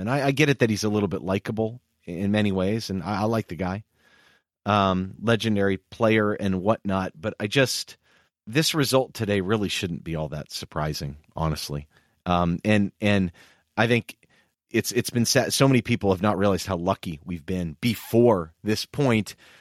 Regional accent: United States; as an American

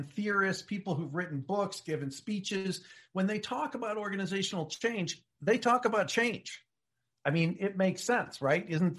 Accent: United States; I'm an American

